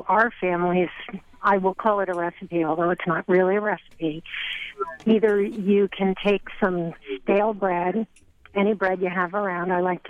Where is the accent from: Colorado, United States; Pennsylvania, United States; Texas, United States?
Pennsylvania, United States; Shoemaker's Hill, near Reading; I'm actually from Shoemaker's Hill.